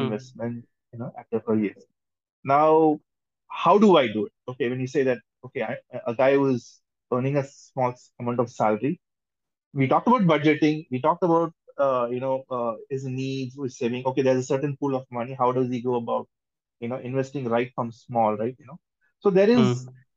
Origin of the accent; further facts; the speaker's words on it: India; we are all from India